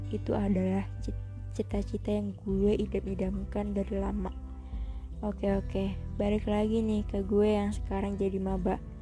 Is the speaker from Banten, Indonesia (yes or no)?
yes; Tangerang, Banten, Indonesia; Gue lahir dan stay di Tangerang bareng orang tua.